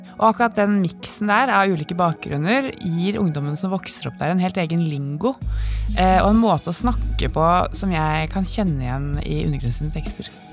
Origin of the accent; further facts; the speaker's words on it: Oslo, Norway; Jeg vokste opp på Kampen, samme sted som et par av de seks gutta kommer fra